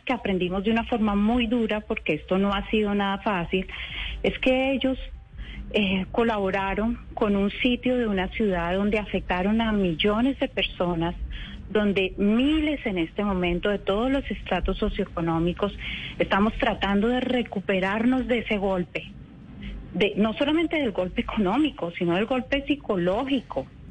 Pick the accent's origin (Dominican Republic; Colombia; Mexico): Colombia; Cali, Valle del Cauca; yo como colombiana, yo como caleña